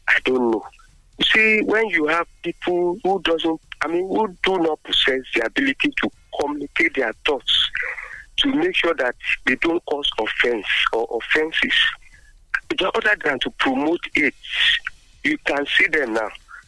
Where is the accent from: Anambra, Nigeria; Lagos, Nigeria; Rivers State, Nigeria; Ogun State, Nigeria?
Ogun State, Nigeria; Abeokuta; I'm … from Abeokuta.